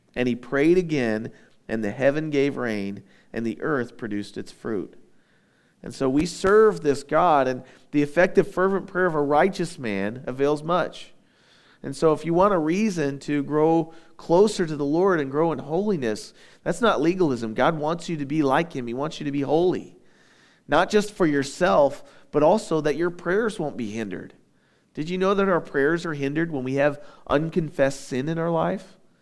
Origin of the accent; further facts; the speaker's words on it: United States; we're Americans